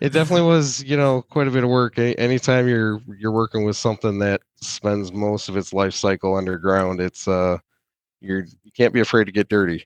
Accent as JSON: {"language": "English", "area": "near Saginaw", "region": "Michigan", "country": "United States", "tie": "born or raised there", "said": "I am originally from, uh, Michigan. I, I grew up on a small family farm near Saginaw"}